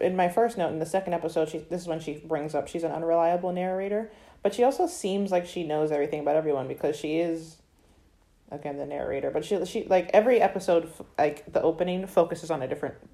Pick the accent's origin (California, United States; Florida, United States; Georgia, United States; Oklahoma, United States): Florida, United States; I'm from Florida